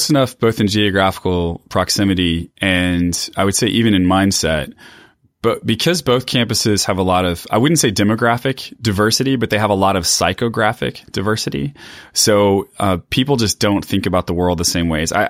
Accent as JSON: {"language": "English", "region": "Texas", "country": "United States", "tie": "born or raised there", "lives_now": "Chicago, United States", "said": "No, I grew up Southern Baptist in East Texas. So this is a very different context for me."}